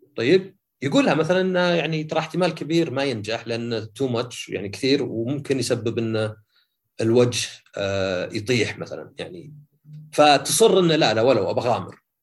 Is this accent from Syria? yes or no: no; Saudi Arabia; عندنا في السعوديه